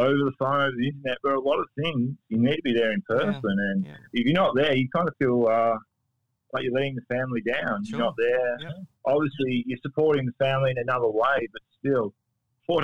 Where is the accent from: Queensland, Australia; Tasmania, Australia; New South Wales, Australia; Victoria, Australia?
Tasmania, Australia; moved away; I loved growing up in Tassie